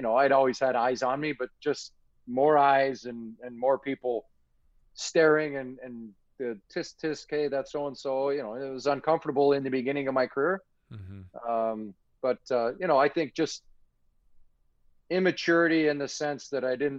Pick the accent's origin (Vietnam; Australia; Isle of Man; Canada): Canada; I'm from Canada